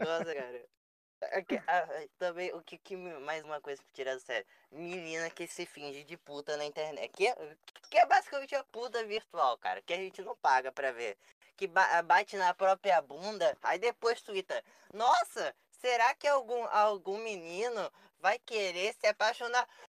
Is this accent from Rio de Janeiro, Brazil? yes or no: yes; Rio de Janeiro, Brazil; moved away; eu sou do Rio, atualmente eu não moro no Rio